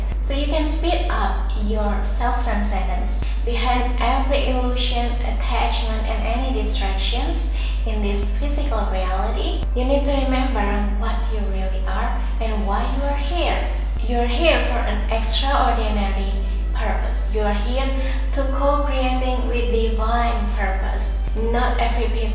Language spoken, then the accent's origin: English; Indonesia; first language Indonesian; English is a second language; I come from Indonesia